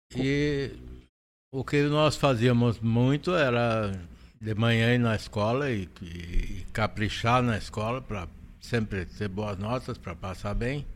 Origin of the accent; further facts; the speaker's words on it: Panambi, Rio Grande do Sul, Brazil; eu nasci e me criei em Panambi.